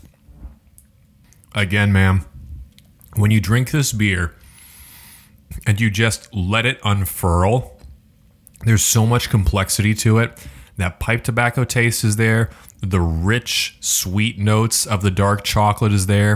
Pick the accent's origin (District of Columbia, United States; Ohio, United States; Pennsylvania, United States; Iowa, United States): Iowa, United States; growing up in Iowa